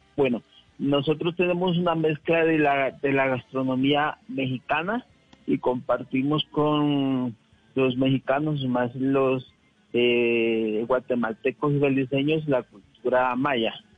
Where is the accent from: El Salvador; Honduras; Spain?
Honduras; now in Bogotá, Colombia; Yo soy de Honduras